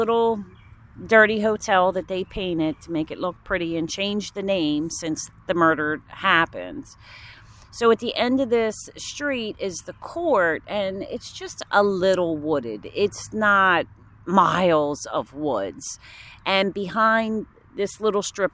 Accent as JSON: {"language": "English", "town": "Woodbury", "region": "New Jersey", "country": "United States", "tie": "born or raised there", "also_born_or_lived": "West Deptford, New Jersey", "said": "I grew up in Woodbury"}